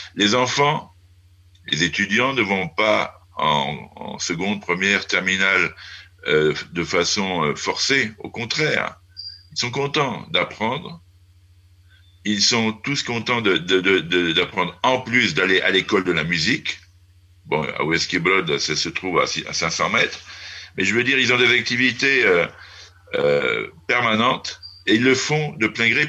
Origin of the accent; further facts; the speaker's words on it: France; also born or lived in Moravia, Czech Republic; now in Czech Republic; je suis français